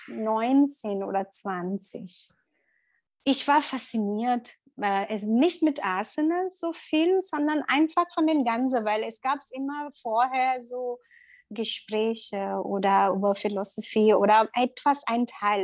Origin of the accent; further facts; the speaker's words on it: Mumbai, Maharashtra, India; German is a second language; moved away as an adult; also born or lived in Middle East; now in Berlin, Germany; ich komme aus Indien und bin ähm, Yogalehrerin und bin Mutter von zwei Kindern. Und ähm, ursprünglich komme ich aus Mumbai und wohne in Berlin seit acht Jahren jetzt